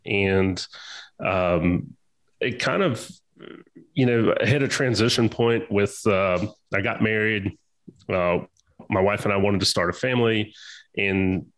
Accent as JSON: {"language": "English", "town": "Augusta", "region": "Georgia", "country": "United States", "tie": "born or raised there", "also_born_or_lived": "Corpus Christi, Texas", "said": "So kind of where I grew up. I'm originally from Corpus Christi, Texas, but by way of my father being in the military, ended up in Augusta, Georgia."}